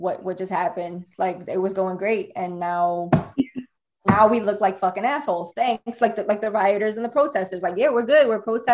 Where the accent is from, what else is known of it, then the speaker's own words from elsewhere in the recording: Hoboken, New Jersey, United States; that's my hometown, and I was born and raised there